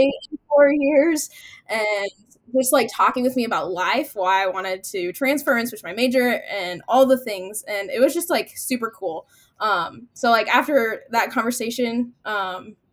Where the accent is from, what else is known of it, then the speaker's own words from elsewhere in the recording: near Wayne, Nebraska, United States; Wayne State College, which is 10 minutes from my hometown